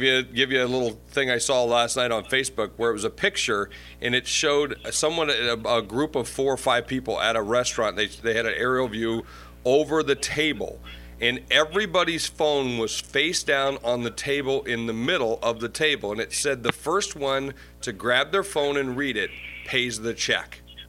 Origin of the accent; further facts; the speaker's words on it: Ireland; now we're going to call you Irish because I'm Irish.